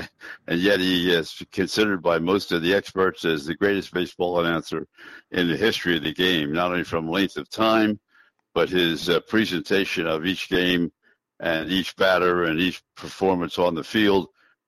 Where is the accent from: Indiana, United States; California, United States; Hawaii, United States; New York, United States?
New York, United States; Yeah, I'll tell you, it was great, and you're exactly right. I did. I grew up with the opportunity to see him or hear him